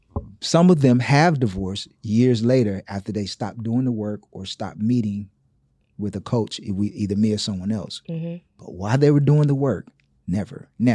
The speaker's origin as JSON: {"language": "English", "town": "Gainesville", "region": "Florida", "country": "United States", "said": "Gainesville, Florida, which is the swamps. It's country, I know."}